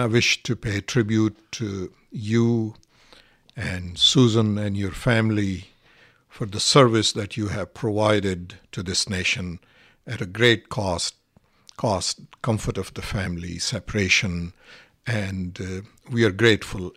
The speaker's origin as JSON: {"language": "English", "country": "Pakistan", "second_language": "English", "moved": "as an adult", "lives_now": "United States"}